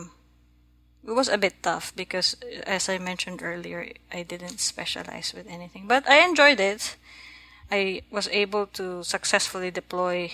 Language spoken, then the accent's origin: English; Philippines; now in Massachusetts, United States; I'm Filipino. I was born and raised in the Philippines.